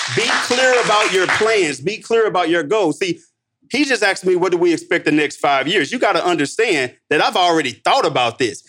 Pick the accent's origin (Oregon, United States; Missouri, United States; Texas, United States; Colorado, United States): Missouri, United States; St. Louis; I'm from Saint Louis